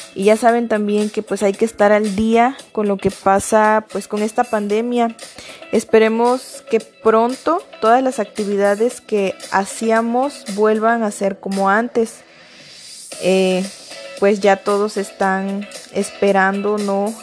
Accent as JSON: {"language": "Spanish", "country": "Mexico", "said": "nosotros como mexicanos"}